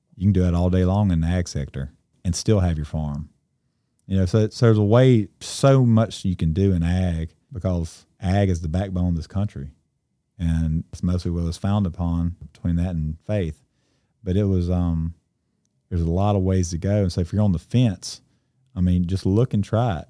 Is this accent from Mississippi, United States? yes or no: yes; Cleveland, Mississippi, United States; I grew up in Cleveland, and I'm technically, I guess, a second generational farmer.